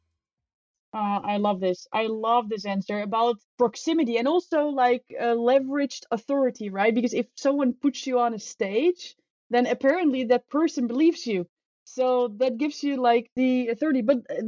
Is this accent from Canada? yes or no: no; Netherlands; moved away as an adult; also born or lived in Spain; I am from the Netherlands and I'm traveling as a digital nomad